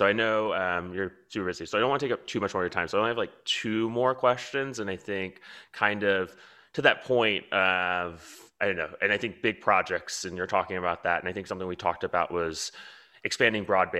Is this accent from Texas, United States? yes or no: yes; Houston, Texas, United States; also born or lived in New York; I'm from Houston